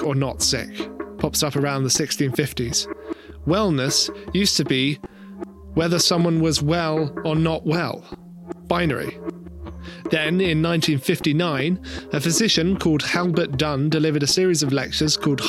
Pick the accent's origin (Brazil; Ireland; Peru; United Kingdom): United Kingdom; rural England; moved away; In my hometown in rural England, where my parents still live